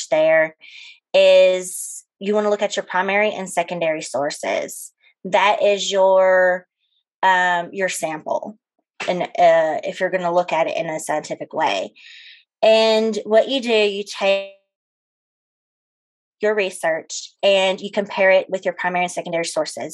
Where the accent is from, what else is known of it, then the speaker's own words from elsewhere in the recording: West Monroe, Louisiana, United States; moved away as an adult; also born or lived in Ozarks, Arkansas; now in Northwest Arkansas, United States; I'm originally from West Monroe, Louisiana. I moved up to the Ozarks 8 years ago